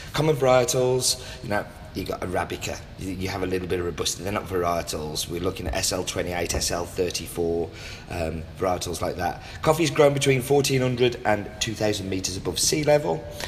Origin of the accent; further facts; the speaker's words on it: England, United Kingdom; wherever I go, I'm English.